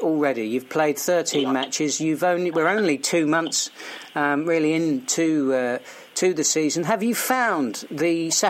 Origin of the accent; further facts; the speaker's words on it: Portsmouth, South East England, United Kingdom; also born or lived in Melksham; my hometown of Portsmouth.